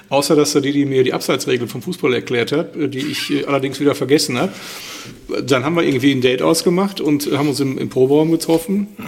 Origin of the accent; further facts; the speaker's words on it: Schwelm, North Rhine-Westphalia, Germany; born there; Ich bin gar nicht in Wuppertal geboren.